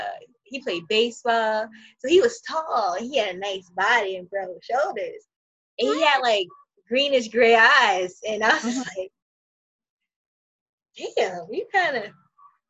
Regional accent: New York City, New York, United States; moved away; also born or lived in Florida / Virginia; I was raised in Brooklyn

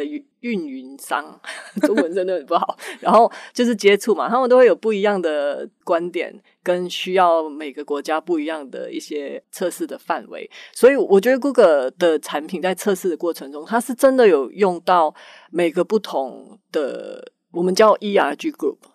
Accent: Malaysia; moved away as an adult; also born or lived in United States; now in Taiwan; 我在马来西亚出生，所以职业生涯的前半部是大学毕业以后一直都在马来西亚，呃，的 Intel 分公司上班，然后后来搬到美国去，啊，在那边一直不断地很有机会在整个，呃，从工程，工程师的那个角色一直发展到身为主管嗯，，呃嗯，然后两年前，呃，疫情的时候就是有一些机缘巧合的情况之下，决定搬来台湾，呃，加入 Google

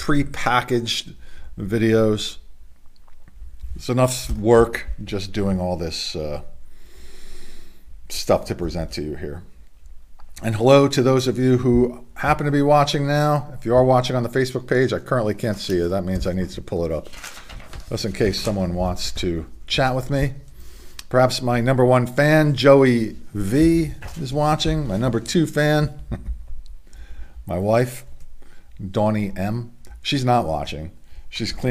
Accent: Middletown, Delaware, United States; from Middletown, Delaware

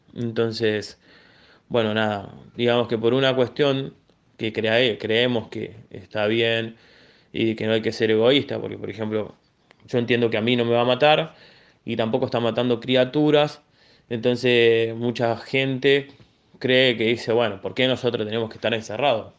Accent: Buenos Aires, Argentina; soy de barrio Ramón Carrillo, Villa Soldati

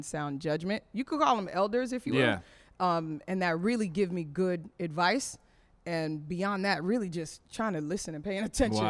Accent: Broward County, Florida, United States; also born or lived in Ottawa, Canada; Broward County is where I'm raised

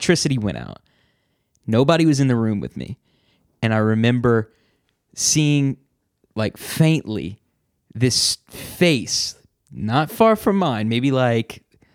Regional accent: New Orleans, Louisiana, United States; Growing up in New Orleans all my life

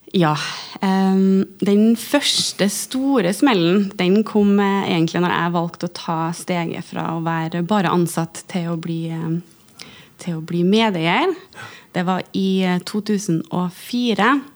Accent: Stjørdal, Trøndelag, Norway; moved away; jeg pleier å si at jeg er fra Stjørdal, for der er jeg oppvokst

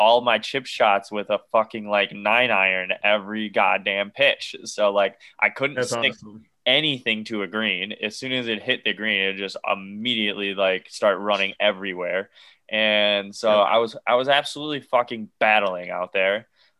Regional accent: Detroit, Michigan, United States; I'm from Detroit.

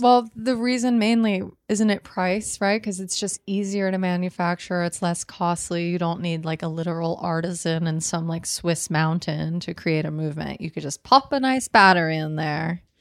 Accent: United States; as Americans

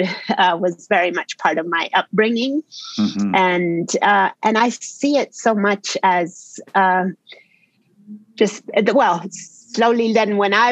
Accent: Argentina; I grew up in Argentina

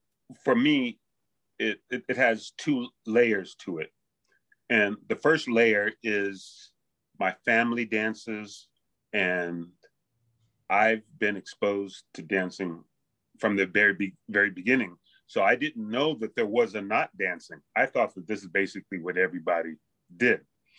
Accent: Los Angeles, California, United States; born there; also born or lived in Bay Area / Hawaii; I was born in Los Angeles. So, and I've been traveling up and down California, and in my teens, I lived in the Bay Area. But before that, I lived in Hawaii a bit.

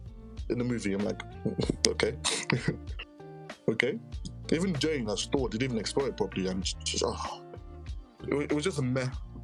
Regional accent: Ghana; I'm Ghanaian

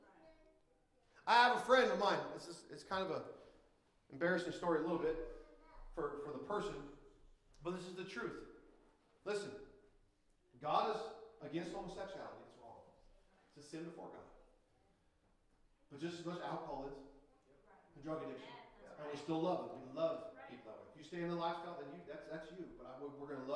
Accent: Minnesota, United States; I'm still Minnesotan, even though I'm on the Caribbean islands

